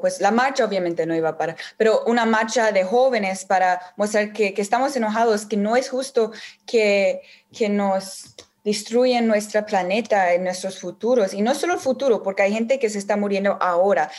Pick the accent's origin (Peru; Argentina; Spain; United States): United States; Yo nací en los Estados Unidos